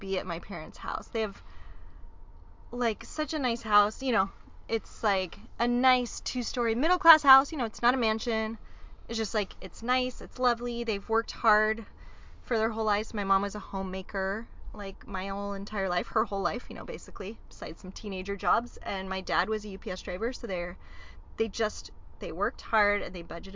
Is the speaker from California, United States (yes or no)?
yes; Modesto, California, United States